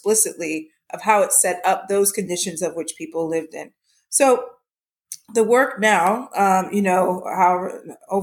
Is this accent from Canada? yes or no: no; Harrisburg, Pennsylvania, United States; moved away; also born or lived in Antigua (family) / West Coast; Grew up in Harrisburg, Pennsylvania